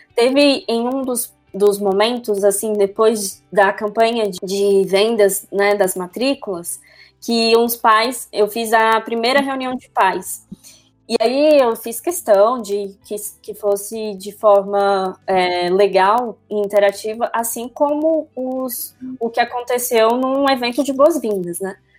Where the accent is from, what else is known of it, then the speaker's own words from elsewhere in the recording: Brasília, Federal District, Brazil; eu sou de Brasília